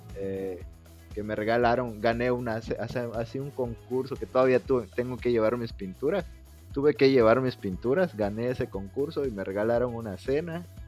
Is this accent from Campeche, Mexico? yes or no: yes; Campeche, Mexico; now in Mérida, Mexico; Yo soy de Campeche